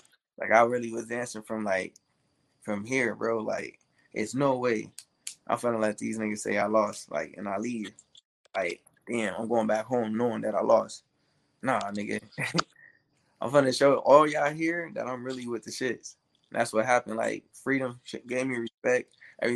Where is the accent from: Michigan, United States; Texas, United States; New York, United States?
Texas, United States; Temple; moved away; I'm from Texas, bro. I'm from Temple, Texas, like the city of Bell. Yeah, that's where I was born.